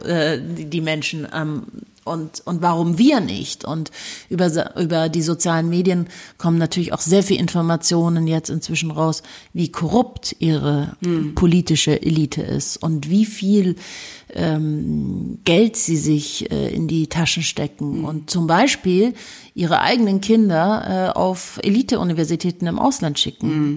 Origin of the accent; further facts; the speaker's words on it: Munich, Bavaria, Germany; ich bin ja in München geboren und aufgewachsen